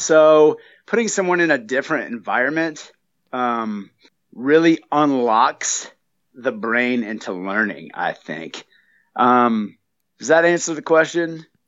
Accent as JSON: {"language": "English", "region": "North Carolina", "country": "United States", "also_born_or_lived": "Flagstaff", "moved": "yes", "said": "I'm originally from North Carolina. I just flew in from Flagstaff"}